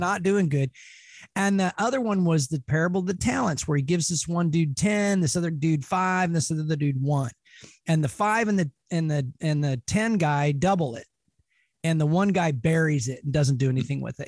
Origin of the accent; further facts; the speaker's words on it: Spokane, Washington, United States; also born or lived in Clark County, Washington / Seattle area, Washington; now in Seattle, United States; I was born here. Of course, I was born in Spokane. I've you know lived in Clark County for a number of years as well, mm-hmm. and been up here now in the Seattle area for 20 years